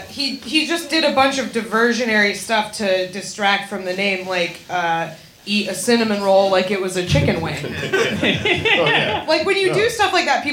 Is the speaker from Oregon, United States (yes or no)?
no; New Hampshire, United States; I'm from New Hampshire